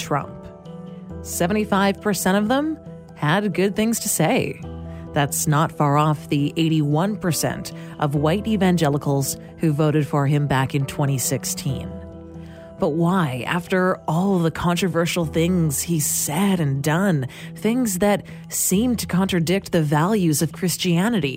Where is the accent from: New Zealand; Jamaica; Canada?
Canada; as a Canadian, we don't have that same relationship between religion and politics here in Canada